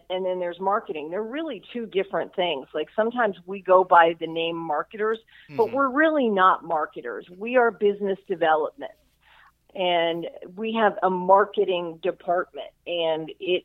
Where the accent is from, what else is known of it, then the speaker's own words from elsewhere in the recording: South Florida, United States; I am from South Florida, so I've lived here all my life.